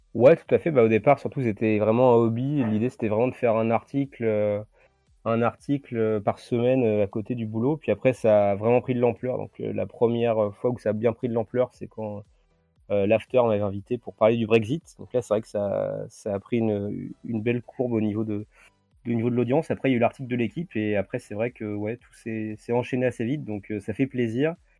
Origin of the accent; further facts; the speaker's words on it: Saint-Germain-de-Lusignan, Nouvelle-Aquitaine, France; dans mon patelin du coin. Donc c'était euh, à Saint-Germain-de-Lusignan, en Charente-Maritime